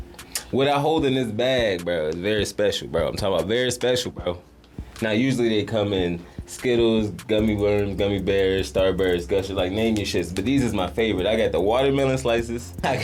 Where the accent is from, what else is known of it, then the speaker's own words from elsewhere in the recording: Detroit, Michigan, United States; I'm from Detroit. East High 7 Mile